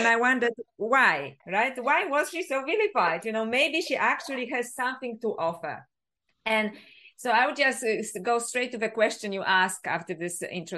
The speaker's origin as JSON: {"language": "English", "country": "Poland", "tie": "born or raised there", "second_language": "English", "moved": "yes", "lives_now": "Australia", "said": "Because I originally grew up in Poland, so that's why my accent, if people wonder. I live in Australia now, but I'm originally from Poland."}